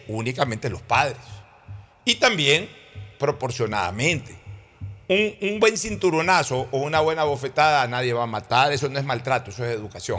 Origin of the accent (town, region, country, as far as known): Guayaquil, Guayas, Ecuador; born or raised there